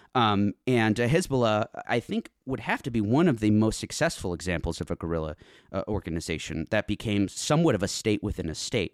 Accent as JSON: {"language": "English", "country": "United States", "tie": "born or raised there", "said": "as an American growing up"}